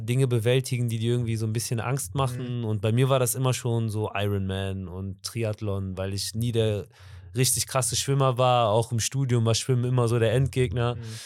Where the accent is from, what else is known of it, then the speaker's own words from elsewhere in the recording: Aachen, North Rhine-Westphalia, Germany; komme aus der wunderschönen Kaiserstadt aus Aachen